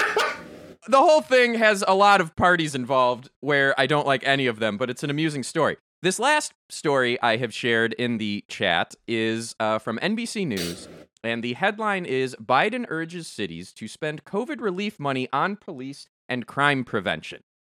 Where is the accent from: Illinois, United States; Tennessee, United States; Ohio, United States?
Illinois, United States; Chicago; I grew up in Chicagoland area.